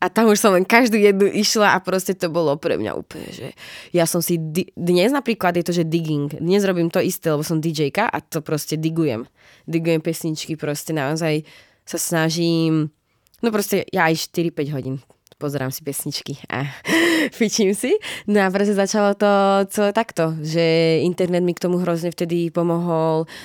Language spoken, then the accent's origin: Slovak; Slovakia; now in Prague, Czech Republic; ja som z malého mesta zo Slovenska, kde nemáme jeden klub